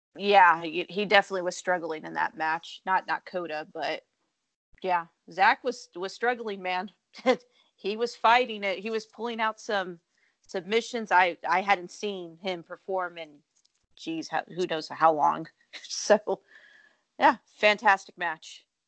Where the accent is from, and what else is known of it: Texas, United States; born or raised there